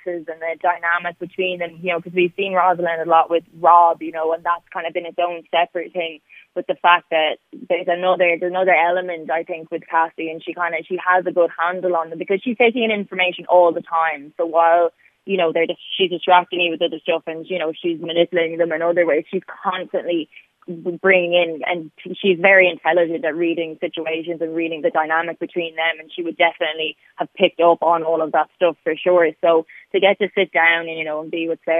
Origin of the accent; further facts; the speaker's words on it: Limerick, Munster, Ireland; I'm from Limerick